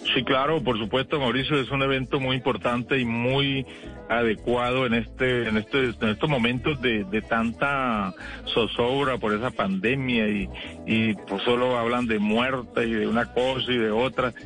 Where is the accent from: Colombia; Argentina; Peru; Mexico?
Colombia; Llanos Orientales; also born or lived in Bogotá; now in Villavicencio, Colombia; yo toda la vida del llano, volví a mis comederos